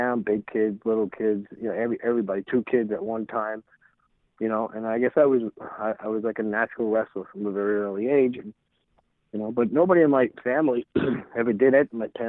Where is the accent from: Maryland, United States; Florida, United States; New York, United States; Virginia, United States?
New York, United States; Deer Park; also born or lived in Brooklyn; I was born in Brooklyn in a two-bedroom apartment, and then they went out to this town called Deer Park out further east on Long Island.